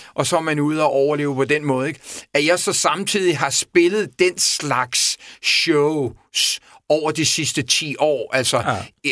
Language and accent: Danish; Copenhagen, Capital Region of Denmark, Denmark; jeg voksede op i Vestervå Ungdomsgård i en helt anden, helt anden verden